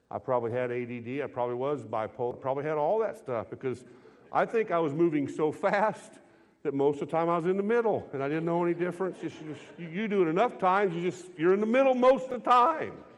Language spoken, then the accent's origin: English; United States; I was raised in a country where we're American men